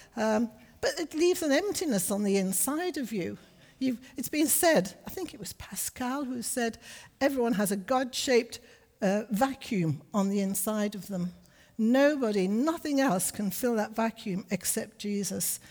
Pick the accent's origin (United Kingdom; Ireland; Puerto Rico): United Kingdom; Liverpool, North West England; also born or lived in Johannesburg, South Africa / Berkshire, England; now in Middlesbrough, United Kingdom; We were northerners. I'm from Liverpool